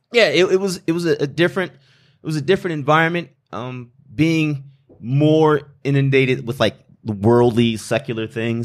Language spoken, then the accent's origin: English; Flint, Michigan, United States; like, you know, it's already said. I come from Flint, Michigan. Parents divorced, moved down here when my mother, she did a cost of benefit or a cost of living analysis